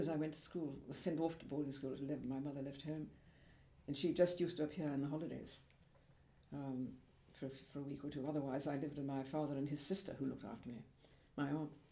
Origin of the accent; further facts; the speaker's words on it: Devon, South West England, United Kingdom; moved away; also born or lived in London / Switzerland; in the country, in, um, just on the edge of Dartmoor